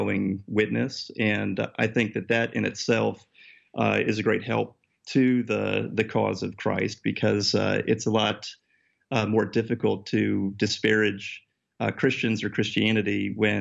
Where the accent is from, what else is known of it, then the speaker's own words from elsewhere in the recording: Connecticut, United States; moved away as an adult; now in New York City, United States; I grew up in Connecticut myself, so this is sort of home turf for me.